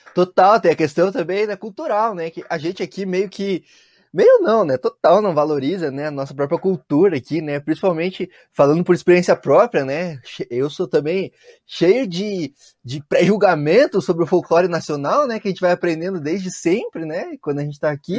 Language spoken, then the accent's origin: Portuguese; Curitiba, Paraná, Brazil; Eu cresci aqui no sul do país, né? Então eu cresci aqui em Curitiba